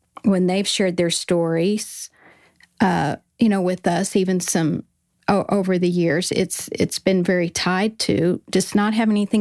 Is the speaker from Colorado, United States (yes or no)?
yes; Colorado, United States; moved away as an adult; also born or lived in Southern California